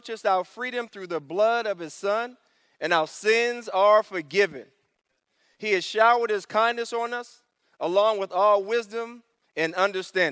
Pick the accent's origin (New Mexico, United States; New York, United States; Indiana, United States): New York, United States; New York City; moved away; I grew up in New York City. I grew up in the Bronx, New York